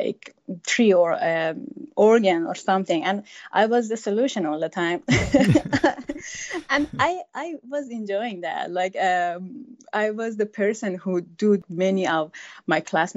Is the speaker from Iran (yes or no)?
yes; Iran; moved away as an adult; now in United States; I'm from Iran and I lived there until I was 33 years old.